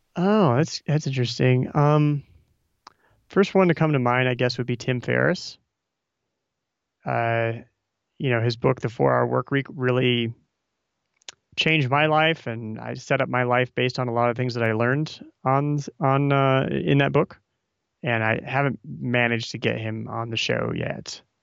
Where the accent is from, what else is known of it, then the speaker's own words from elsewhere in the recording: Omaha, Nebraska, United States; I'm from Omaha as well